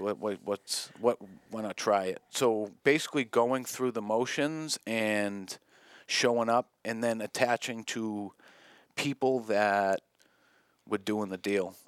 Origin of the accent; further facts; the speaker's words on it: South Shore, Massachusetts, United States; I grew up in the South Shore